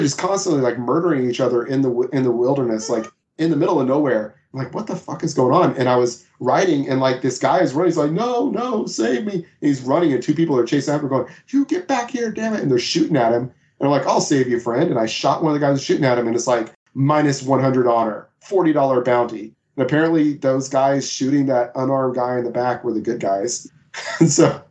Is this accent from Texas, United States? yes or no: yes; Texas, United States; I am from Texas, in case people can't tell from the way I talk